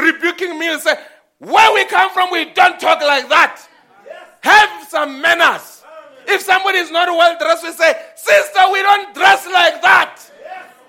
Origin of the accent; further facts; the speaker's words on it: South Africa; we South Africans